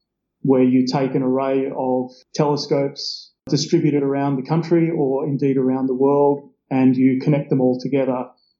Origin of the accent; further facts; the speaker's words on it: Bendigo, Victoria, Australia; I grew up in Bendigo in central Victoria